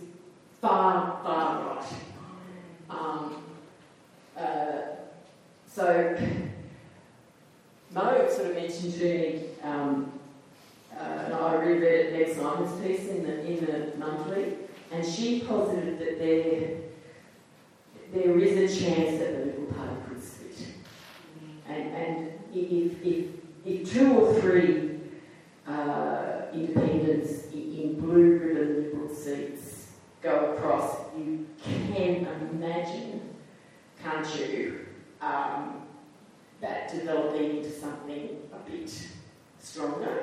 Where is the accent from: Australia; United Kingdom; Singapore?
Australia; Queensland; when I was a kid, I'm a Queenslander